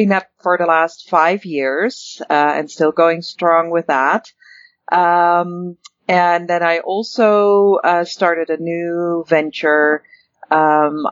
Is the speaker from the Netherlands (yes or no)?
yes; Netherlands; moved away as an adult; also born or lived in Paris, France; now in Calgary, Canada; I was actually born and raised in the Netherlands